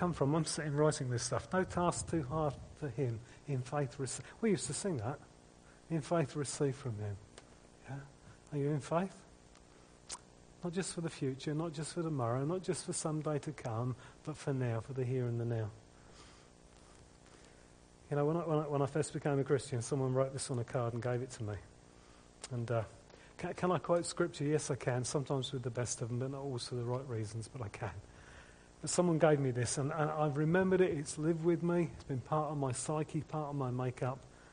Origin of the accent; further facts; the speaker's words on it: United Kingdom; We're British